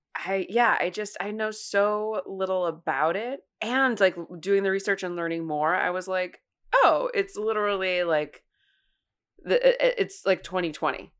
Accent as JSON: {"language": "English", "region": "Ohio", "country": "United States", "tie": "born or raised there", "said": "I grew up in Ohio"}